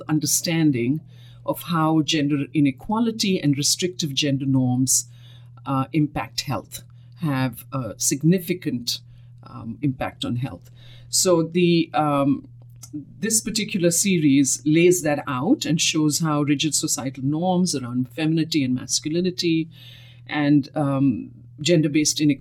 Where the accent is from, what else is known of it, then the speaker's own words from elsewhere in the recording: New Delhi, Delhi, India; moved away as an adult; also born or lived in Mumbai, India; now in United States; I grew up in India. That's where I was born and lived and completed all of my education right up to my doctorate.